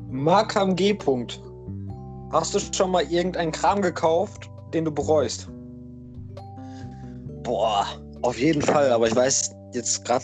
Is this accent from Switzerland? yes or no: no; Netherlands; German is a second language; Ja, stimmt, ich bin Holländer.